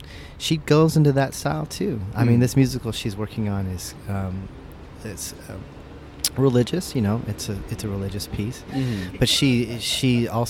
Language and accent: English; Yorba Linda, California, United States; moved away as an adult; now in San Jacinto, United States; I grew up in Yorba Linda